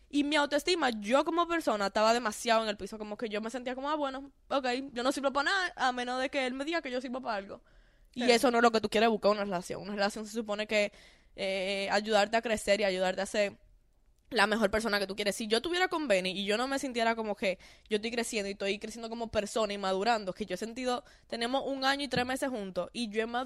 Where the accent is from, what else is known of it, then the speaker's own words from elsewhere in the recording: Dominican Republic; accent: Dominican; Yo creo que fue que yo la puse nerviosa con mi acento dominicano.